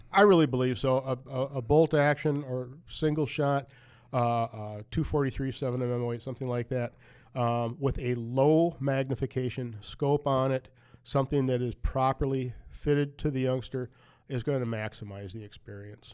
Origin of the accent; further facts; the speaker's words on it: United States; I grew up in Wapaka County